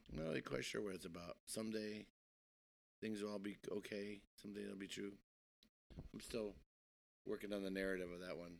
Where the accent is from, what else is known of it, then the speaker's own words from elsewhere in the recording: Milwaukee, Wisconsin, United States; moved away; also born or lived in Brooklyn, New York; I'm from Wisconsin originally